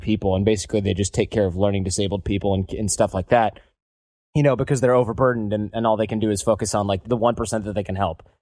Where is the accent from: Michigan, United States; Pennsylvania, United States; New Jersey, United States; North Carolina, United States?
Michigan, United States; moved away; a bunch of Michigan born and raised folks with our all of our parents who are born and raised in Michigan